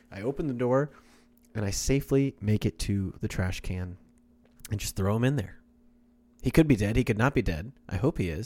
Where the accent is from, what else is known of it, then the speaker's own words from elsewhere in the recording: Kansas, United States; moved away; also born or lived in Oklahoma; I'm from Oklahoma, or I'm from Kansas